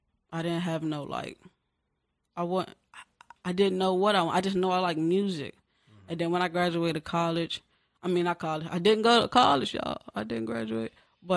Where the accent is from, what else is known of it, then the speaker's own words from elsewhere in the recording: Landover, Maryland, United States; I grew up in Landover as a child.